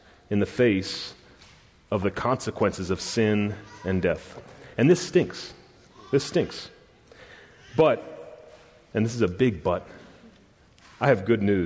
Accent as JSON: {"language": "English", "region": "the South", "country": "United States", "said": "I'm from the South and I'm a redneck"}